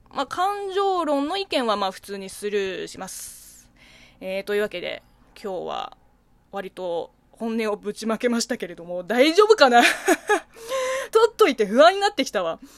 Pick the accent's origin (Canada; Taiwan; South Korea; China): China; moved away; 中国生まれ中 国育ちの私